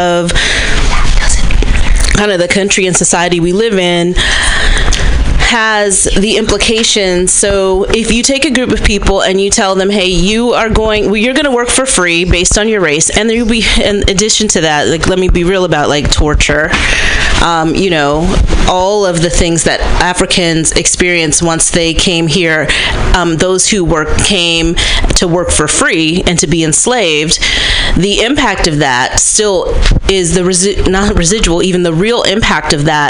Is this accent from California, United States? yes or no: yes; Berkeley, California, United States; A Gen X black woman, born and raised in Berkeley, California.